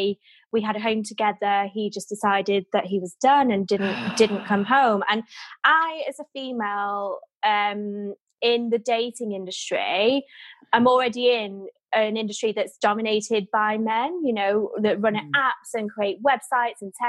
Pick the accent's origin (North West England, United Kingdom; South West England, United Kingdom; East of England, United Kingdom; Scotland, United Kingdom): North West England, United Kingdom; Manchester; moved away as an adult; now in London, United Kingdom; I'm Mancunian, very down to earth